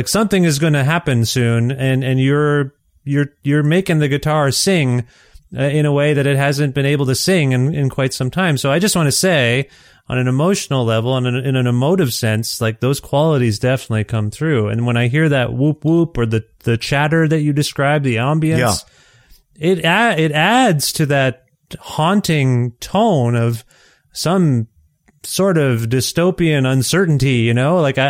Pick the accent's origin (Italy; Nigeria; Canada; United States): Canada; as a Canadian here